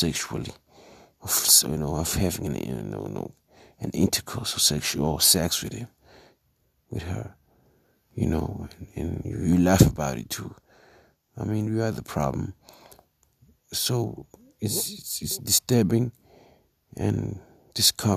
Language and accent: English; South Africa